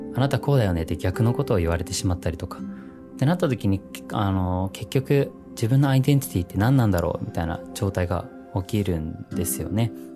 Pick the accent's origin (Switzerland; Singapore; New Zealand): New Zealand; moved away as an adult; now in Japan; 実はニュージーランドで生まれ育ってで0歳から18歳までニュージーランドにいました